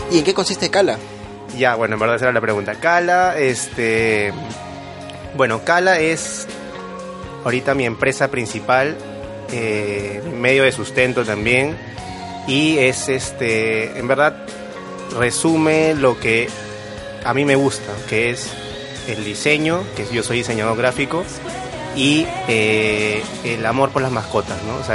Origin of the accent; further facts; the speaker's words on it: Pueblo Libre, Lima, Peru; desde Pueblo Libre, que es mi hogar, centro de labores, eh, ahí, toda mi vida.